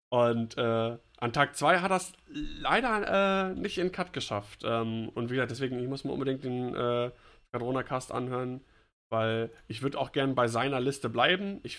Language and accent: German; Bavaria, Germany; Als Bayer